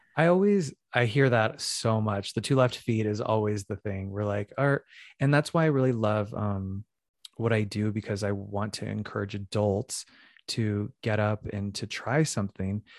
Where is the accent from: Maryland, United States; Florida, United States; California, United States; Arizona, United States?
Arizona, United States; Phoenix; moved away as an adult; also born or lived in New York City; now in Los Angeles, United States; I'm originally from Phoenix, Arizona, and I started dance at a young age